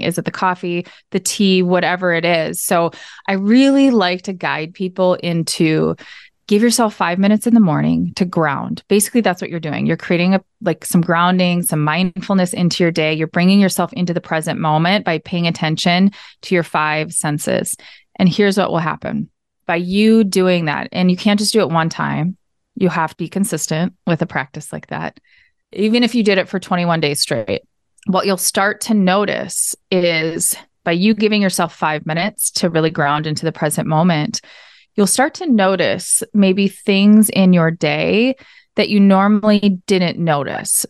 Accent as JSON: {"language": "English", "region": "Minnesota", "country": "United States", "tie": "born or raised there", "also_born_or_lived": "Arizona", "said": "I am from Minnesota. You can probably hear it in the accent. Uh, grew up here"}